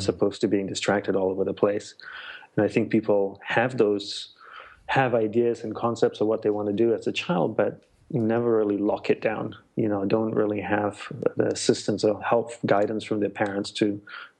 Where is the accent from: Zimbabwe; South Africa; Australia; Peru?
Australia; born or raised there; moved away as an adult; also born or lived in Malaysia / Sri Lanka / Hawaii; now in United States